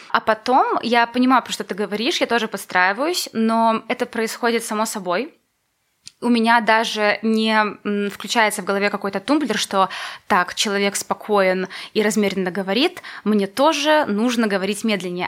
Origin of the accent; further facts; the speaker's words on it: Valozhyn, Minsk Region, Belarus; now in Minsk, Belarus; я из Воложина